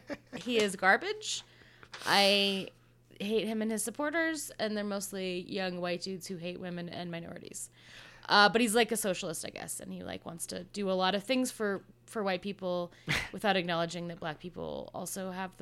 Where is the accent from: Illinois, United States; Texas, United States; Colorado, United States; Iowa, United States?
Colorado, United States; Senator from my home state, Colorado.